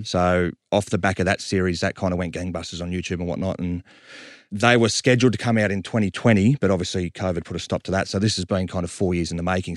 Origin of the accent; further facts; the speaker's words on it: Sydney, New South Wales, Australia; we're from Southwest Sydney